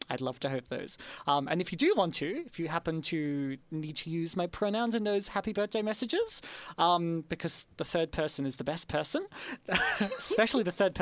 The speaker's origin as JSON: {"language": "English", "country": "Australia", "accent": "upward inflection / high-rising terminal", "said": "I'm from Australia, so high-rising terminal in action here"}